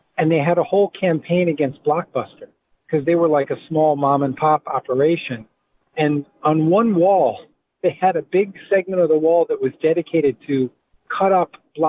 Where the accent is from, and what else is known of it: Providence, Rhode Island, United States; moved away as an adult; also born or lived in Chicago, Illinois